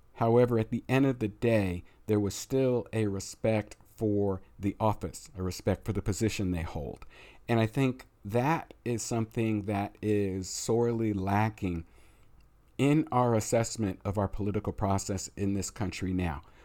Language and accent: English; United States; we are American